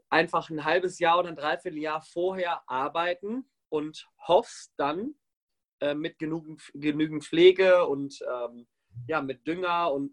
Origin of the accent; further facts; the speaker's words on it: Warendorf, North Rhine-Westphalia, Germany; Ja, ja, ich bin auf dem Bauernhof groß geworden. Wo denn? Äh, Nordrhein-Westfalen, äh, Warendorf zwischen Münster und Bielefeld.